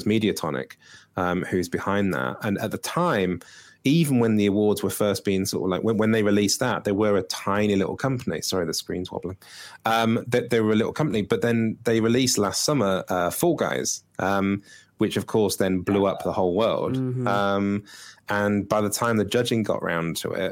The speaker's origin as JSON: {"language": "English", "country": "United Kingdom", "said": "I'm awkwardly British"}